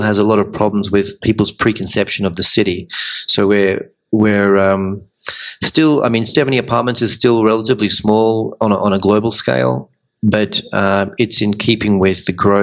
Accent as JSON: {"language": "English", "town": "Melbourne", "region": "Victoria", "country": "Australia", "also_born_or_lived": "Sydney / London", "moved": "as an adult", "lives_now": "Medellín, Colombia", "said": "I'm from Melbourne originally, and I've spent time in Sydney and London"}